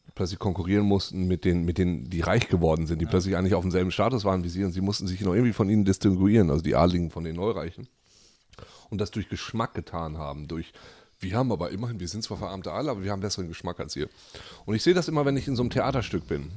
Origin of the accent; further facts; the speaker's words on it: Germany; moved away; in der kleinen Stadt, wo ich herkomme, in Lea